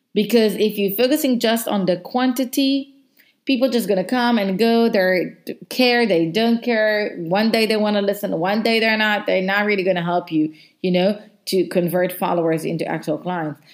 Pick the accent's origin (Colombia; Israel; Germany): Israel; English is a second language; moved away as an adult; now in South Africa; I'm from Israel. I relocated to South Africa because of my job.